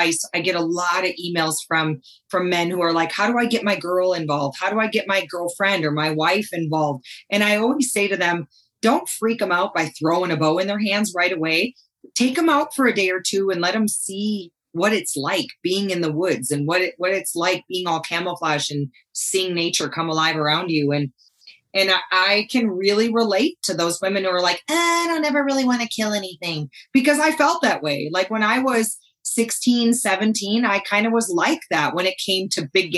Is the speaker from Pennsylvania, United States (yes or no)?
no; Wisconsin, United States; accent: Wisconsin; now in Montana, United States; I grew up in Wisconsin. Most people who know I'm from Montana, they pause for 1 second, tilt their head a little bit, go, "You're not from Montana, though, are you?" Because that Wisconsin accent tends to give me away quite a bit